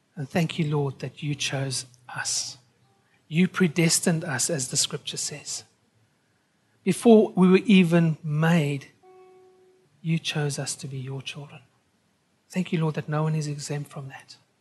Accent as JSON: {"language": "English", "country": "South Africa", "tie": "born or raised there", "also_born_or_lived": "United Kingdom", "moved": "yes", "lives_now": "Australia", "said": "I'm a South African by birth"}